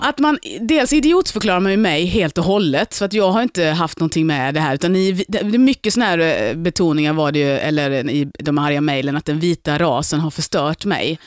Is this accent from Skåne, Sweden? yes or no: yes; Lund, Skåne, Sweden; moved away as an adult; also born or lived in Gothenburg; now in Stockholm, Sweden; jag är från Lund, jag är uppväxt i Lund.